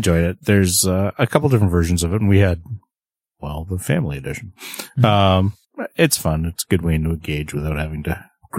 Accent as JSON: {"language": "English", "country": "Canada", "said": "I'm the Canadian."}